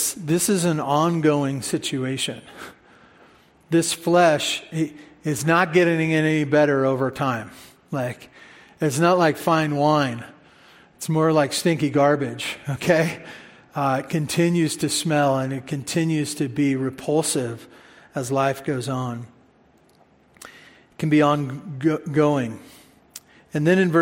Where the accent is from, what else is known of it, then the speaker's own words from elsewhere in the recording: United States; we're American